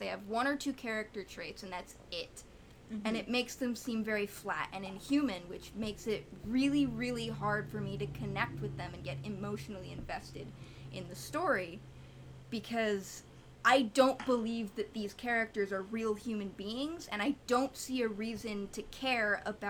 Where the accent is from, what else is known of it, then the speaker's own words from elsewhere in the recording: United States; I'm ugly American, don't watch anime super a lot.